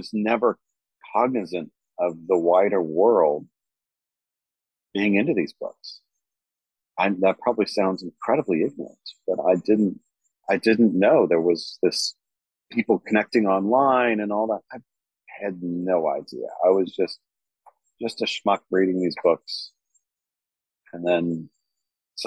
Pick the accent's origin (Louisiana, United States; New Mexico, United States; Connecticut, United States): New Mexico, United States; Growing up in New Mexico